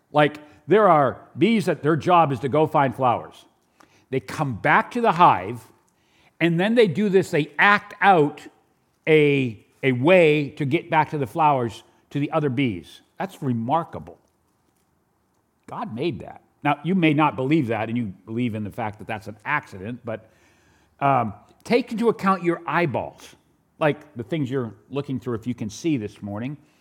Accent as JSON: {"language": "English", "region": "New Hampshire", "country": "United States", "tie": "born or raised there", "also_born_or_lived": "New York", "said": "I am from New Hampshire, but I was born in New York"}